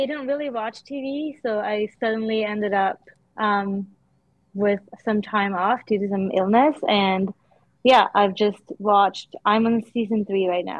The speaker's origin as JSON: {"language": "English", "country": "Sweden", "tie": "born or raised there", "moved": "yes", "said": "growing up in Sweden."}